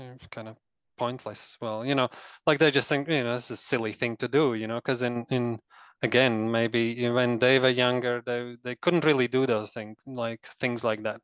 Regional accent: Latvia; now in New Zealand; I was born in Soviet Union, but I was only 3 years old when the Soviet Union collapsed

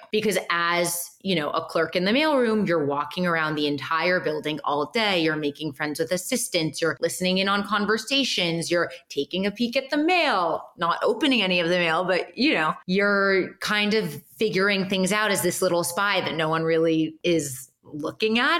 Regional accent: Los Angeles, California, United States; also born or lived in Boston; I am born and raised in Los Angeles.

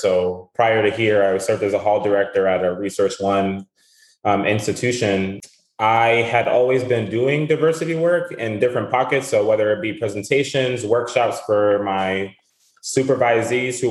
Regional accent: Providence, Rhode Island, United States; moved away as an adult; also born or lived in Kingston, Rhode Island; now in New Hampshire, United States; I grew up in Providence, Rhode Island. So not too far from New Hampshire, where I'm currently at.

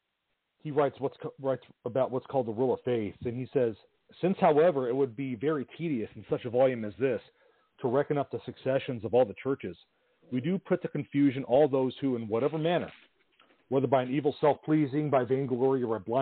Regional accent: Southern California, United States; I grew up in Southern California

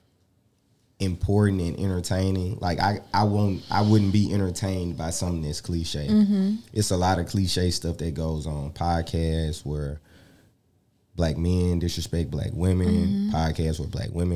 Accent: Jackson, Mississippi, United States; Growing up in Jackson, you get to be in every different hood as well

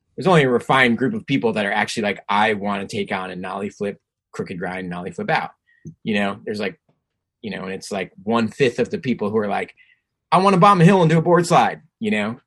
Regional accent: New Jersey, United States; moved away; also born or lived in California; growing up in Jersey

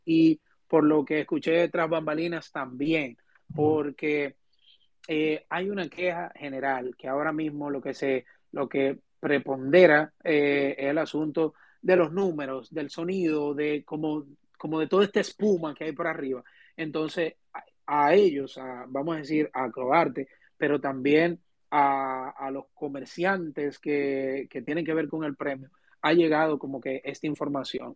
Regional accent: Dominican Republic; somos dominicanos

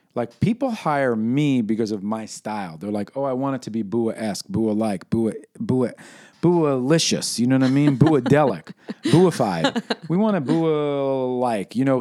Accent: New York City, New York, United States; my experience growing up in New York City during the birth of hip-hop

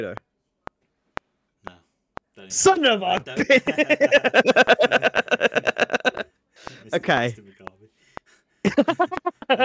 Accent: Saskatchewan, Canada; I'm from Saskatchewan!

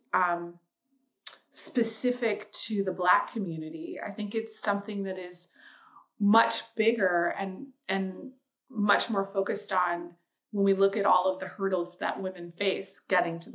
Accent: Seattle, Washington, United States; moved away as an adult; also born or lived in Chicago; I grew up in Seattle, Washington.

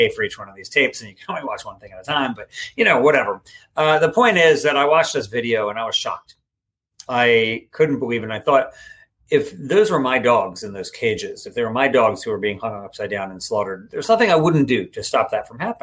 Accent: East Coast, United States; moved away as an adult; now in Sacramento, United States; I grew up on the East Coast

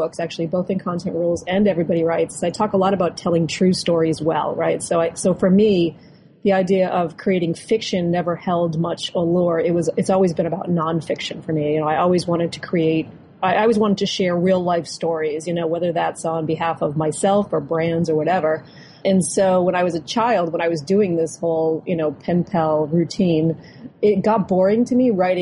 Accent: Boston suburbs, Massachusetts, United States; being a child growing up in the Boston suburbs

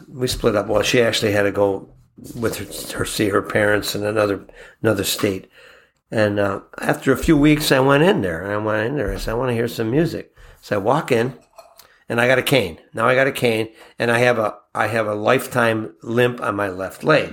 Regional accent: Buffalo, New York, United States; we're from Buffalo

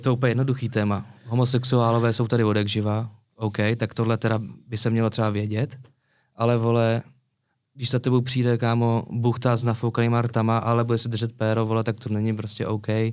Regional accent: Prague, Czechia; also born or lived in Řitka; now in Prague, Czech Republic; já jsem se narodil v Praze, pak jsem základka v Praze

